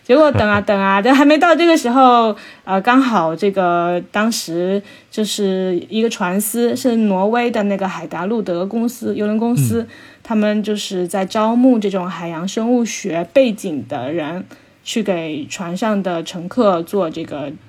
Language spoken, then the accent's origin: Chinese; Xiamen, Fujian, China; 小时候不是出生在，哎，出生在鼓浪屿嘛，然后生活在这个海边